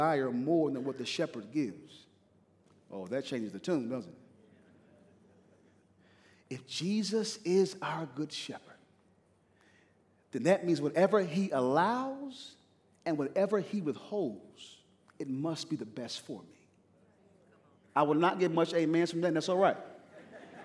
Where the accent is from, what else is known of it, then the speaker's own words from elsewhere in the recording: East Coast, United States; moved away; I'm from the East Coast.